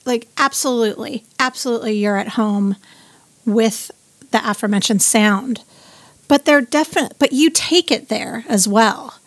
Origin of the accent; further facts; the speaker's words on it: Southern California, United States; moved away as an adult; now in Austin, United States; I grew up in Southern California